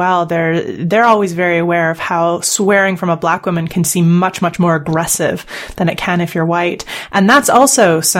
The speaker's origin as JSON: {"language": "English", "country": "Canada", "moved": "as an adult", "lives_now": "United Kingdom", "said": "I'm Canadian"}